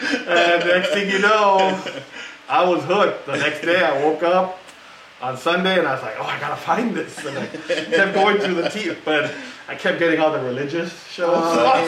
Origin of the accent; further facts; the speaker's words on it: South Gate, California, United States; I grew up around here. I grew up in Southgate. So right here, we're in Huntington Park, but I grew up in Southgate, which is the neighboring city. Mm-hmm. I've lived there all my life